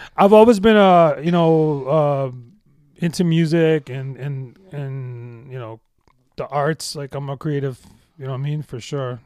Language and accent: English; Toronto, Ontario, Canada; I grew up in the West End, um, in, uh, uh, this Metro Housing project called, uh, Scarlet Wood Courts.